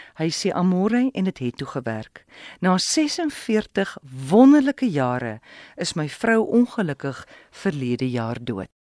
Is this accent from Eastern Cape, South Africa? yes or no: yes; Willowmore, Eastern Cape, South Africa; moved away as an adult; also born or lived in Port Elizabeth; my tuisdorp Willowmore in die Ooskaap